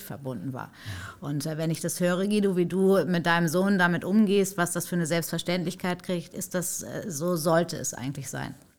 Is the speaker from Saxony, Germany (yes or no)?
no; between Paderborn and Bielefeld, North Rhine-Westphalia, Germany; also born or lived in Hamburg; ich in Hamburg geboren bin, äh, groß geworden in Nordrhein-Westfalen zwischen Paderborn und Bielefeld